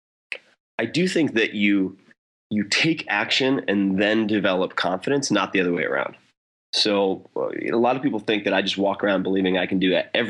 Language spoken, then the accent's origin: English; Long Island, New York, United States; I grew up on Long Island practically on the beach